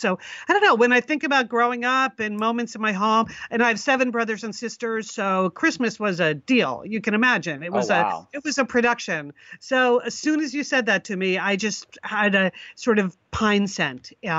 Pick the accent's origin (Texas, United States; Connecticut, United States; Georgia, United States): Connecticut, United States; in Connecticut.